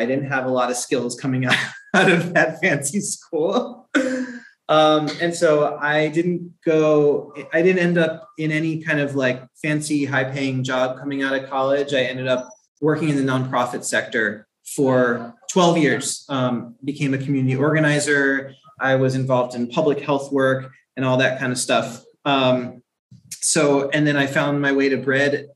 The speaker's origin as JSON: {"language": "English", "town": "Owings Mills", "region": "Maryland", "country": "United States", "tie": "born or raised there", "said": "I grew up in Owings Mills, Maryland"}